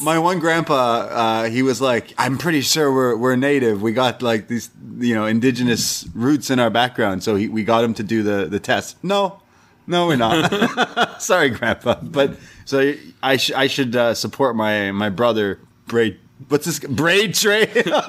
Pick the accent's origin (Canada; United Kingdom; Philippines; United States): Canada; We're Canadian.